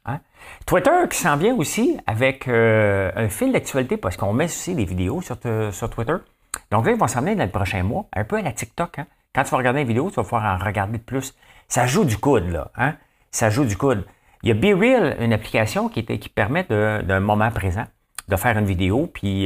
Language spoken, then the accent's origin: French; Gatineau, Quebec, Canada; je viens de Hall, OK? Euh, Gatineau, ça n'existe pas pour moi, je viens de Hall